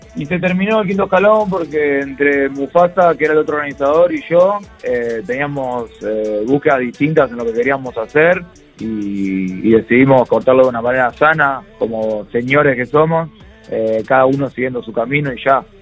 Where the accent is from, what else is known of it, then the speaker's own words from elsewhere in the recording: Argentina; como músico argentino